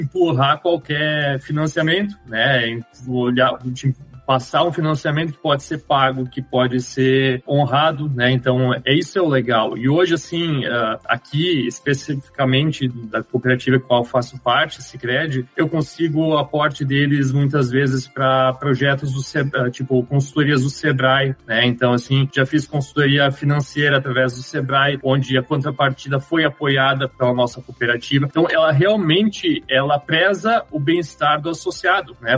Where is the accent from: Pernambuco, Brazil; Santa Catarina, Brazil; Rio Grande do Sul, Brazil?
Rio Grande do Sul, Brazil; Nova Petrópolis; Nós somos daqui de Nova Petrópolis